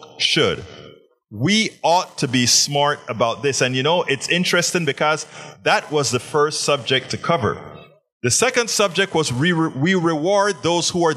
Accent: Panama; I'm from Panama.

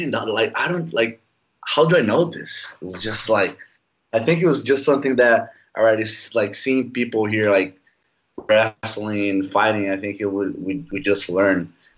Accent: by the Amazon, northern Brazil, Brazil; English is a second language; moved away as an adult; also born or lived in Rio de Janeiro, Brazil; I was like, man, I'm just in by the Amazon. You know, it's northern Brazil.

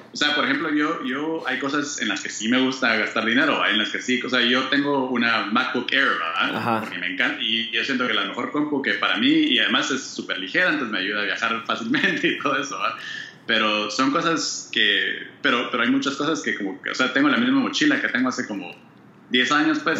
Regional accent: Guatemala; now in United States; yo soy de Guate, ¿va? Y mi familia todavía vive, en Guate

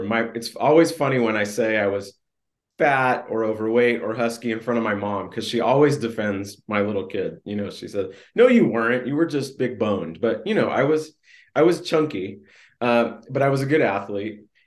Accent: California, United States; I grew up in Southern California and then Northern California

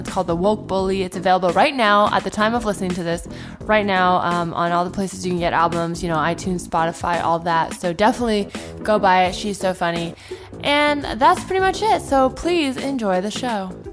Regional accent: Palo Alto, California, United States; moved away as an adult; also born or lived in New York; now in Los Angeles, United States; I'm from, I grew up in the Bay

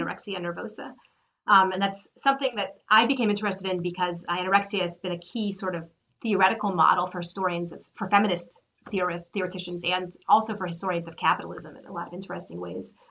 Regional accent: United States; as an American

